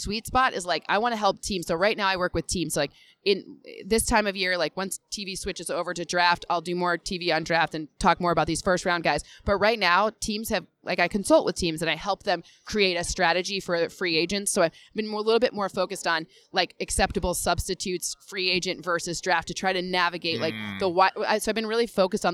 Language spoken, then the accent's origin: English; Michigan, United States; I'm from Michigan